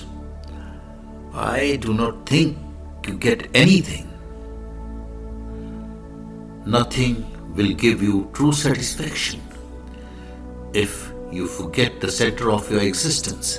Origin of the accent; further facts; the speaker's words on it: India; I am the Indian monk